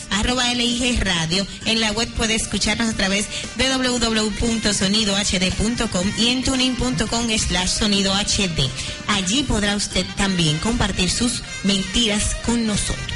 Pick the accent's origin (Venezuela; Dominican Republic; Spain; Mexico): Dominican Republic; nosotros somos dominicanos